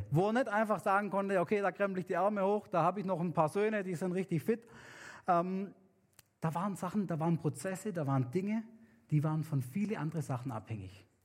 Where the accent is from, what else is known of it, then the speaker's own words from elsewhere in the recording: Papua New Guinea; weil bei uns in Neuguinea sind Kinder super wichtig. Also es ist wichtig, dass man viele hat, weil die sichern einmal die, die, die Sicherheit im, im Haus, im Clan, im Dorf, in der Stadt.